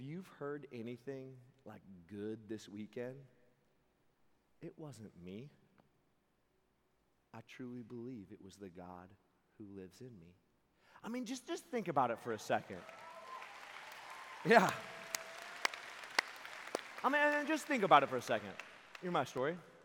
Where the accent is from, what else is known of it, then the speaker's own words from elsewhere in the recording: Seattle, Washington, United States; I'm from Seattle